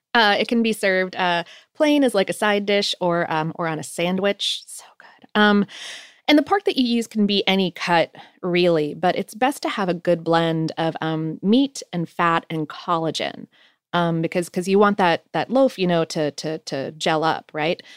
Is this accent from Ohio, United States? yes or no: yes; Ohio, United States; moved away; also born or lived in Poconos, Pennsylvania; I was born in Ohio